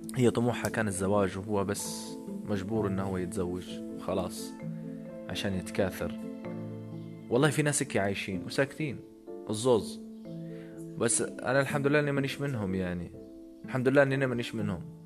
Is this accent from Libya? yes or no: yes; Libya; انا كشاب ليبي